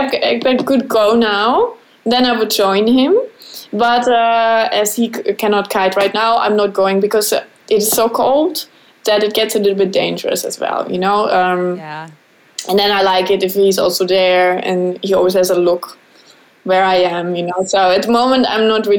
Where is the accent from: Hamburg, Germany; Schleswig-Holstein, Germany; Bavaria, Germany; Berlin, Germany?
Bavaria, Germany; English is a second language; moved away as an adult; also born or lived in Switzerland; now in Netherlands; I'm from Bavaria